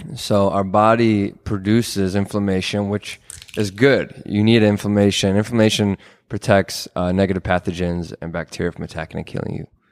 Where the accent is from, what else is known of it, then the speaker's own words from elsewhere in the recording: Minneapolis, Minnesota, United States; also born or lived in Israel; I'm from here in the Twin Cities. Um, I went to school at Hopkins